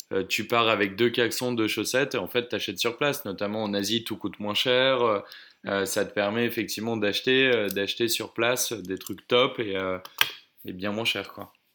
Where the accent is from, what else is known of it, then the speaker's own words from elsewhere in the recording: Oise, Hauts-de-France, France; moved away as an adult; now in Bordeaux, France; je, suis originaire de l'Oise, euh, vers Chantilly, Senlis, etc.